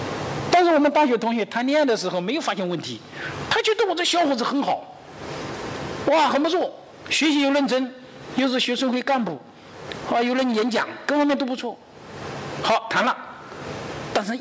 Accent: China; 而我们中国人采取的第四种方式是什么呢？

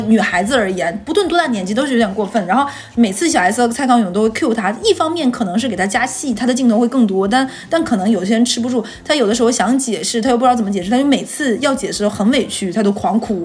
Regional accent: Northeast China, China; 我是东北人

